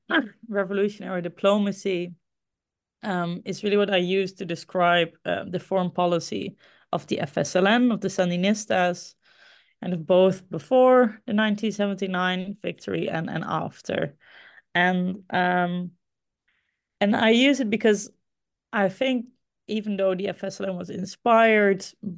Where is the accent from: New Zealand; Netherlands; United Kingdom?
Netherlands; Groningen; it started for me in Groningen. This is my hometown, the city, a city in the Netherlands where I grew up and where I also studied for my undergrad history.